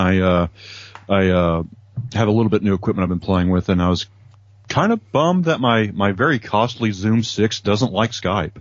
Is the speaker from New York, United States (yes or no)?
no; Kentucky, United States; I'm from Kentucky.